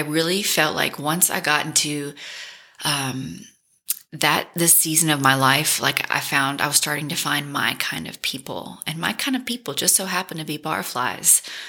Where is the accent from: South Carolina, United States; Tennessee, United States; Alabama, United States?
Tennessee, United States; Memphis; also born or lived in New Orleans; learning more and more about Memphis and falling back in love with my hometown.